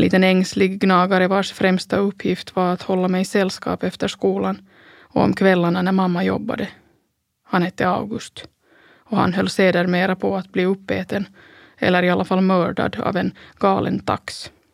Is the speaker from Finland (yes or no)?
yes; Pargas, Southwest Finland, Finland; Söderläge i Strandäng hemma i Pargas